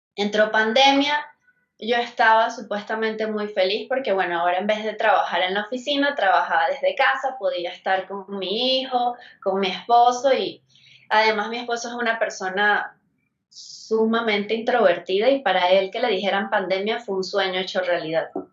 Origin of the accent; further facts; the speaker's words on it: Venezuela; moved away as an adult; now in Mexico City, Mexico; Yo soy de Venezuela y ya voy para 10 años acá en México